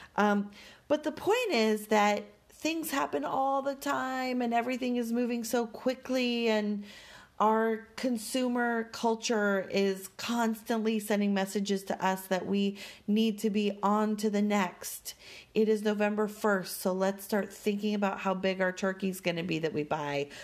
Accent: Denver, Colorado, United States; growing up in Denver

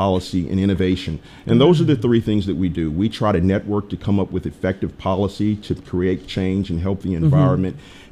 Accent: Memphis, Tennessee, United States; moved away as an adult; also born or lived in New Orleans / Washington, D.C.; my hometown

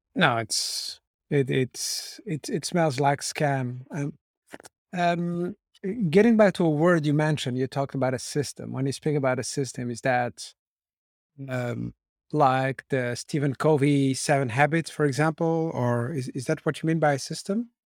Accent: Brussels, Brussels-Capital Region, Belgium; I grew up in Brussels where my parents had shops.

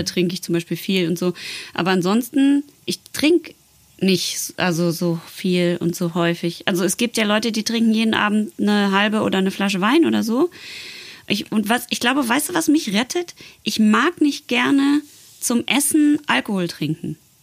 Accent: Netherlands; German is a second language; ich komme ja aus Holland

